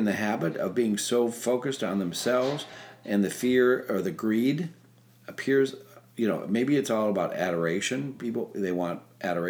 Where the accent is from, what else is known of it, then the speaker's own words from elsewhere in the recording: Minnesota, United States; moved away; I grew up in Minnesota